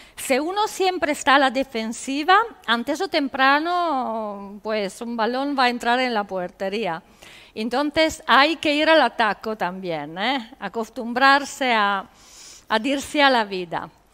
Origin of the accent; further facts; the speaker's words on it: Italy; Spanish is a second language; moved away; En Italia decimos